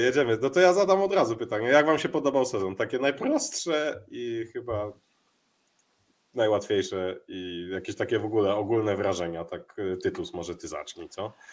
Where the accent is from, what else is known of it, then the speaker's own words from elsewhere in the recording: Warsaw, Masovian Voivodeship, Poland; ja jestem ten z Mokotowa